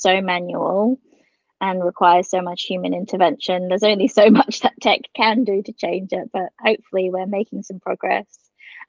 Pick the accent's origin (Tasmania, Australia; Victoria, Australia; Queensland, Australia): Queensland, Australia; I'm a Queenslander.